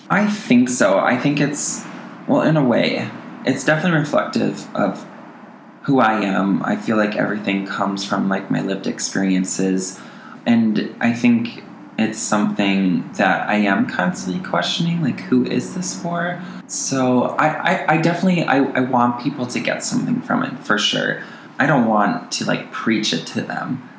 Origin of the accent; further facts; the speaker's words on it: Montello, Wisconsin, United States; now in Twin Cities, United States; I am originally from Montello, Wisconsin